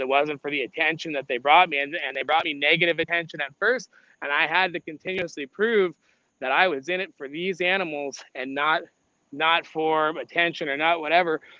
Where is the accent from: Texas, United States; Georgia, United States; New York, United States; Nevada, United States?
Nevada, United States; Las Vegas; moved away; I grew up in Las Vegas